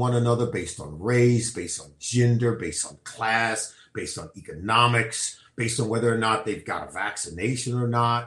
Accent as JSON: {"language": "English", "region": "California", "country": "United States", "tie": "born or raised there", "said": "I grew up and was born and raised in California."}